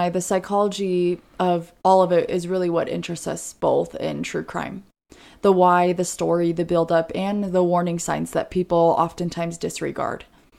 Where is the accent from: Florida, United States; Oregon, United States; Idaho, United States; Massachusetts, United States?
Oregon, United States; I am from Oregon.